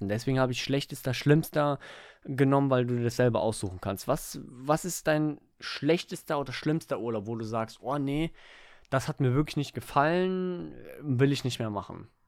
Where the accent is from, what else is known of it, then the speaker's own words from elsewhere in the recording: Germany; Weil wir in Deutschland so, sind, wir äh. sind Almans.